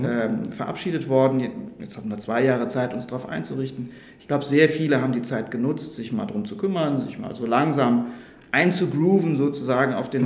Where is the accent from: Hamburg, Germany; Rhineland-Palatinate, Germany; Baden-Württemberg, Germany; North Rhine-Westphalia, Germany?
Rhineland-Palatinate, Germany; moved away as an adult; now in Stuttgart, Germany; Das habe ich in Rheinland-Pfalz gemacht. Das ist auch meine Heimat